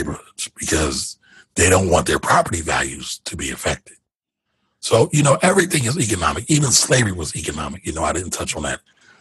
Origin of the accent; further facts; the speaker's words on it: Philadelphia, Pennsylvania, United States; I'm from Philly.